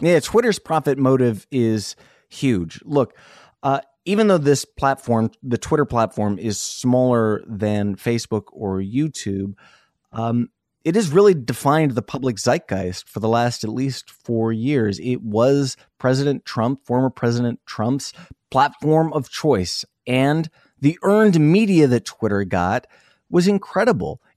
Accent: Iowa, United States; moved away; also born or lived in South Dakota; I grew up in Iowa

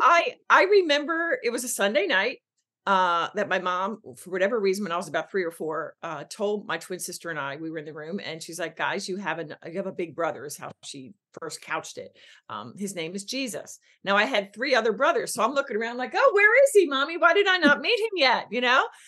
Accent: Philadelphia, Pennsylvania, United States; I'm born and raised on the East in Philly

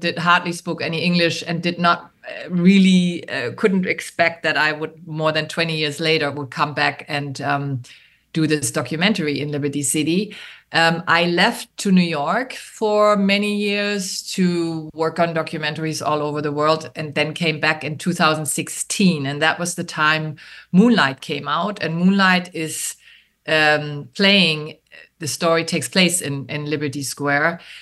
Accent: Germany; English is a second language; moved away as an adult; also born or lived in New York; now in Miami, United States; I am originally from Germany and I came to Miami in the late 80s to study film

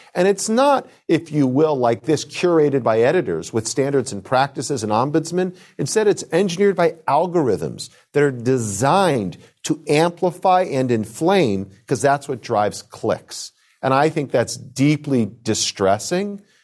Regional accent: United States; as an American Jew, as the grandson of a Holocaust survivor from Germany

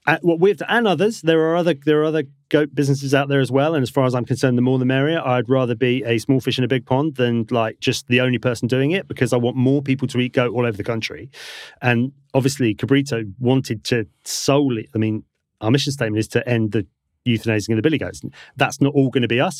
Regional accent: Devon, South West England, United Kingdom; moved away as an adult; I grew up in Devon, so we moved back down there.

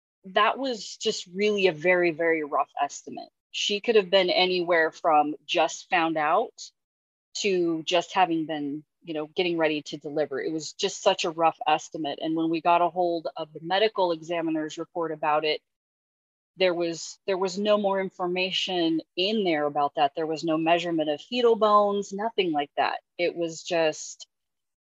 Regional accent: Union County, Oregon, United States; I thought I was pretty dialed in, you know, to my hometown

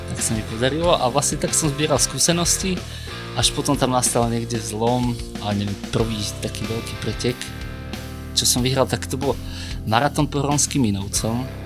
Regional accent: Budča, Banská Bystrica Region, Slovakia; now in near Trnava, Slovakia; pochádzam zo stredného Slovenska, vlastne z malej dedinky Buča, to je pri Zvolene

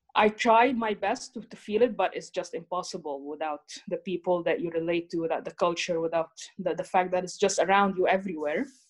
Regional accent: Cairo, Cairo Governorate, Egypt; moved away as an adult; now in Netherlands; I come from Cairo, Egypt. I've been in the Netherlands for almost five years now

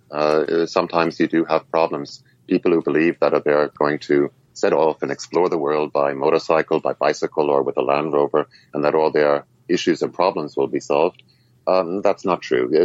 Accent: New York City, New York, United States; born there; also born or lived in Germany / Scotland; I was born in New York City, uh, in, in, Queens. I was educated in Germany. I worked in Scotland for a while until I set off at the age of 27.

